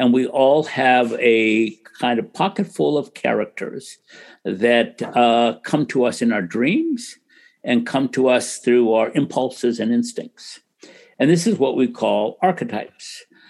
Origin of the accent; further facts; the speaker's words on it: United States; I grew up in America in a little town.